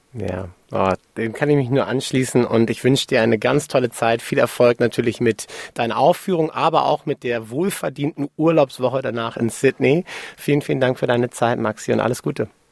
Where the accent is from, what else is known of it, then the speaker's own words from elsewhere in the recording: Hamburg, Germany; ich bin Hamburger Jung